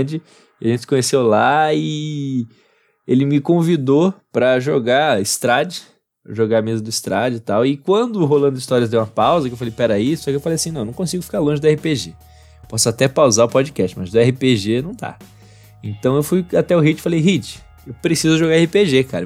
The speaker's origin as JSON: {"language": "Portuguese", "region": "Bahia", "country": "Brazil", "tie": "born or raised there", "also_born_or_lived": "Rio de Janeiro", "said": "eu cresci na Bahia, para quem não sabe, depois eu me mudei pro Rio de Janeiro, passei uns 5 anos no Rio de Janeiro e voltei para terminar minha faculdade aqui na Bahia."}